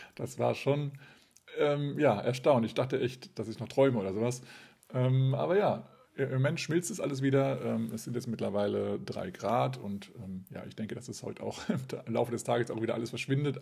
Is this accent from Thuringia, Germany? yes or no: no; Kassel, Hesse, Germany; Kassel, meine Geburtsstadt